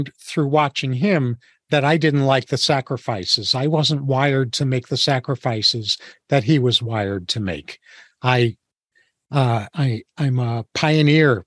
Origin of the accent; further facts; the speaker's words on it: New York, United States; I was born and raised in New York, as were my parents